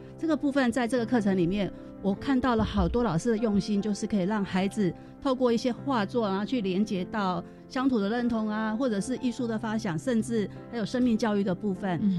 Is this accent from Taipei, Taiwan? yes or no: yes; Taipei, Taiwan; 我们台北人